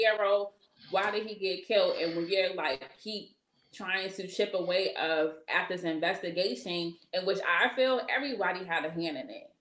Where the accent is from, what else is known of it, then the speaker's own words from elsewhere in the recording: Boston, Massachusetts, United States; I'm not from Roxbury, I'm from Mattapan